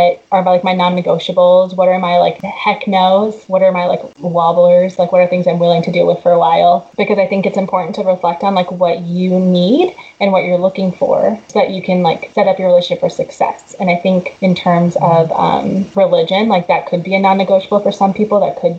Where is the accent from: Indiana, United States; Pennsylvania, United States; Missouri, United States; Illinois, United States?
Illinois, United States; Chicago; also born or lived in Georgia, United States / Texas, United States / Delaware, United States / Boston, United States; And I grew up in Chicago too.